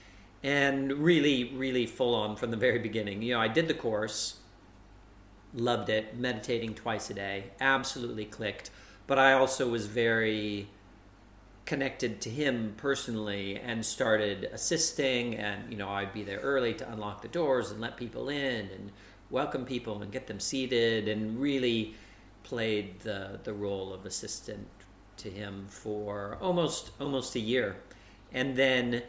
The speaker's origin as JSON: {"language": "English", "region": "Iowa", "country": "United States", "tie": "born or raised there", "also_born_or_lived": "Seattle", "accent": "American", "moved": "as an adult", "said": "I'm American. I grew up in the Midwest in Iowa"}